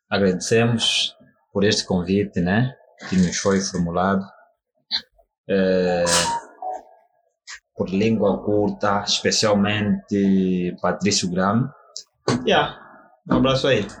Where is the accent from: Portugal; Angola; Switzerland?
Angola; Viana, Luanda Province; nós viemos do Grafanil, ou seja, Viana, propriamente do bairro do Grafanil. É... Cinco Corvas, então, bairro do Malanjinho.